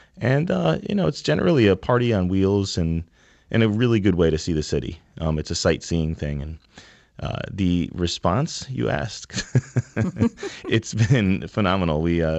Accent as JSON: {"language": "English", "town": "New Haven", "region": "Connecticut", "country": "United States", "tie": "born or raised there", "said": "So, my background and Christian's background is both from the same street. We grew up on Ellsworth Avenue in New Haven. We were born and bred and stayed here, you know, and we're really about, you know, creating experiences in New Haven"}